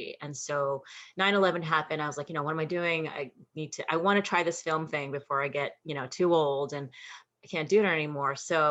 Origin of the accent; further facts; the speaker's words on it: New York, United States; growing up in New York